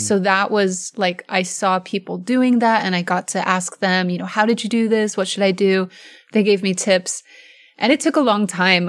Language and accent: English; Oregon, United States; I'm from Oregon